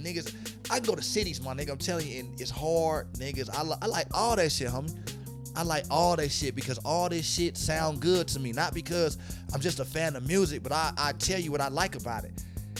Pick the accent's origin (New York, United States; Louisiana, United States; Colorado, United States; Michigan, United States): Colorado, United States; Denver; I'm from Montbello, nigga. Bell Sauter Rider, nigga. I stayed on 4932 Xanadu, nigga. Original 49, nigga. I stayed on 51st. I went to Amaz. I went to Oakland. I went to Montbello Rec, nigga.